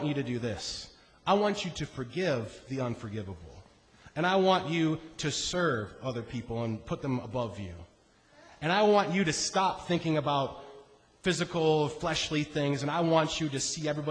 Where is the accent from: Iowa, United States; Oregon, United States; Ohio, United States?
Iowa, United States; I grew up in Iowa.